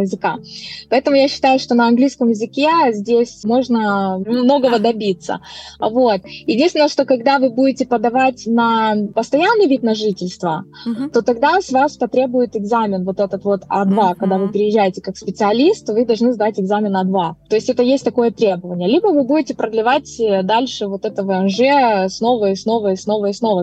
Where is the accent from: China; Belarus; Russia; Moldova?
Moldova; moved away as an adult; now in Norway; Я сама из Молдавии